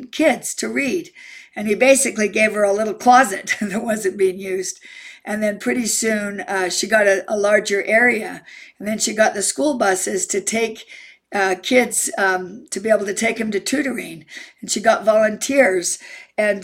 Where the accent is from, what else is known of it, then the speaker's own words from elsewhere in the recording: Utah, United States; I'm from Utah